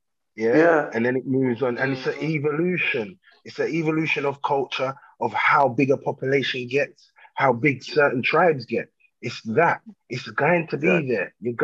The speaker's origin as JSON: {"language": "English", "region": "London", "country": "United Kingdom", "said": "I'm from London. I'm not just from England. I'm from London, England. I'm from London, Southeast London."}